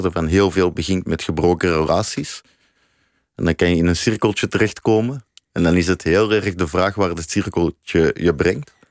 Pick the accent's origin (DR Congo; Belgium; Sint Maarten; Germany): Belgium; now in Netherlands; Ik eh, ben een van de laatste staande Belgen, zeg ik altijd. dus ik ben geen Nederlander.